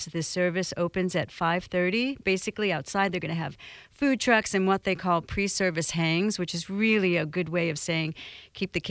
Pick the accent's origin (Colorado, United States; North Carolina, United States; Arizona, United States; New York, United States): New York, United States; now in St. Augustine, United States; Can you tell I was raised in New York?